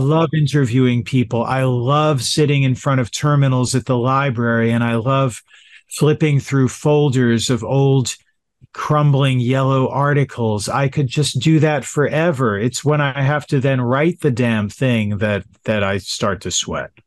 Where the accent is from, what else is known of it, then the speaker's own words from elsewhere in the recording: Yonkers, New York, United States; also born or lived in Manhattan, New York; I was born in Manhattan, but adopted, and so I grew up in Yonkers, New York, directly north of Manhattan